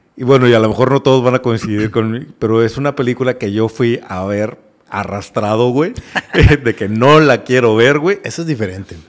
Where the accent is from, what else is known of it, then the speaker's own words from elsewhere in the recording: Mexico; nuestra historia como mexicanos